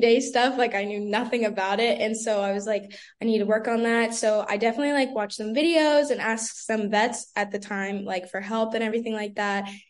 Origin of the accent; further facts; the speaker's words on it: Brandon, Florida, United States; I'm originally from Brandon, Florida